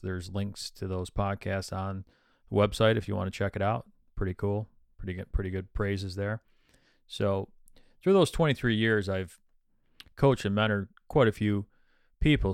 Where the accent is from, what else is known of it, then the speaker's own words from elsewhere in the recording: Midland, Michigan, United States; moved away as an adult; now in New Jersey, United States; I'm from Midland, Michigan